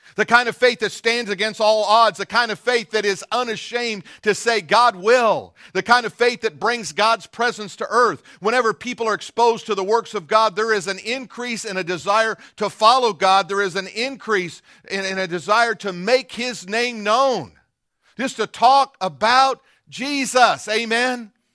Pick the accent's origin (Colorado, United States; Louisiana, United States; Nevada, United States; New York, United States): Colorado, United States; Denver; moved away; I'm from Denver